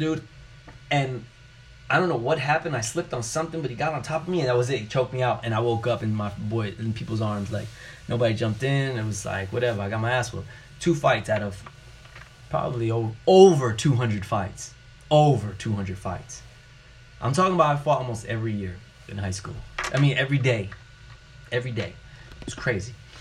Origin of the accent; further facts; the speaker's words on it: New York City, New York, United States; growing up in New York City